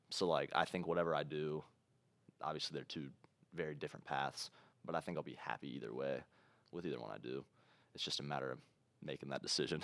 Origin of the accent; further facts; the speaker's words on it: Ohio, United States; we're from Ohio